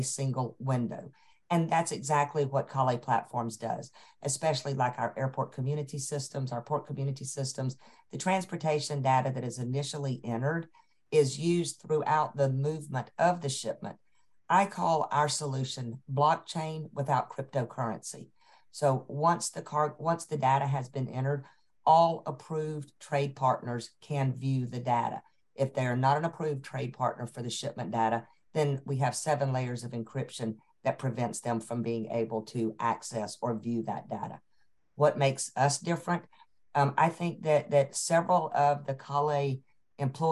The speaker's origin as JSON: {"language": "English", "town": "Atlanta", "region": "Georgia", "country": "United States", "tie": "born or raised there", "said": "I'm a Georgia girl. I tell folks all the time, I'm so Atlantan, I'm a Grady baby"}